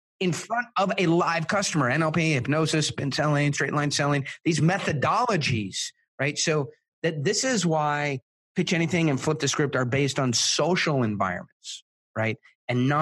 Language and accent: English; Israel; my parents are South African. I was born in Israel